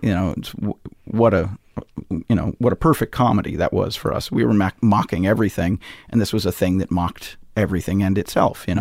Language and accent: English; Missoula, Montana, United States; moved away as an adult; now in Chicago, United States; I did my principal growing up in Missoula, Montana